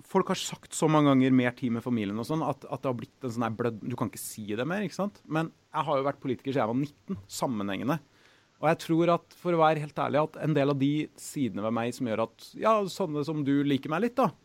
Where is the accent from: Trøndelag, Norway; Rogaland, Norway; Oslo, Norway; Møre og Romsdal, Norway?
Trøndelag, Norway; Trondheim; jeg har fryktelig lyst til å bo litt hjemme i Trondheim i noen år.